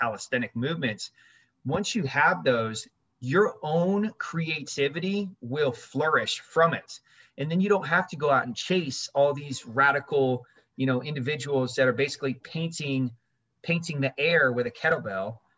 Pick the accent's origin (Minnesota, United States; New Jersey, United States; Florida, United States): Florida, United States; Orlando; also born or lived in Germany / Berlin; we moved to Orlando, and then that's where I grew up in Orlando